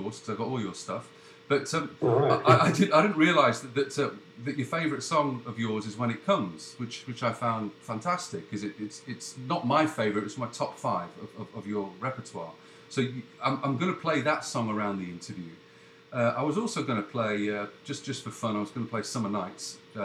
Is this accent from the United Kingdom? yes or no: yes; United Kingdom; Being British